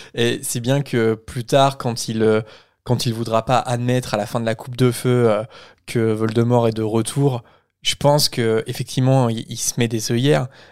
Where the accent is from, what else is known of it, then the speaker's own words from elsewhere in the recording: France; en tant que Français